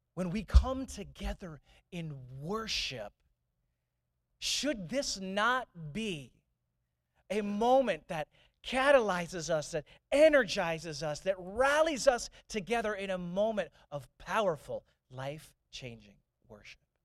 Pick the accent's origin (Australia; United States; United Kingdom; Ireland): United States; St. Louis, Missouri; when I grew up in St. Louis, I grew up in St. Louis